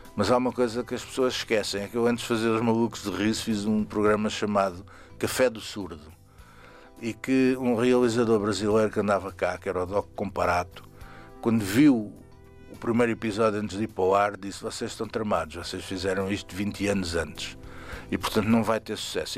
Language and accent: Portuguese; Saloio region, Lisbon, Portugal; eu sou Saloio